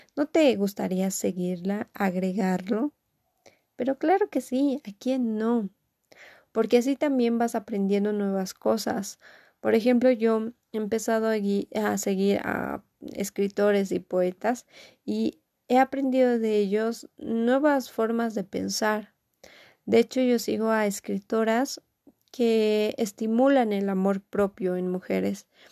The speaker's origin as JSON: {"language": "Spanish", "country": "Bolivia", "said": "acá en mi país, Bolivia"}